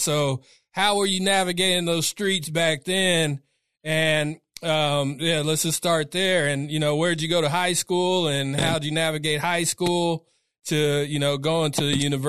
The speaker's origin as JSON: {"language": "English", "town": "Sacramento", "region": "California", "country": "United States", "tie": "born or raised there", "said": "I'm from the north side. I'm from, you know, pretty much where your brewery is over on Del Paso Boulevard. Grew up there."}